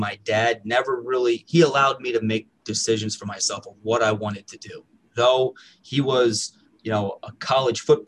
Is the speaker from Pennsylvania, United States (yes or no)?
yes; East Stroudsburg, Pennsylvania, United States; I grew up in East Stroudsburg. My dad came here for about 40 years ago, and he's never left. I was raised in this town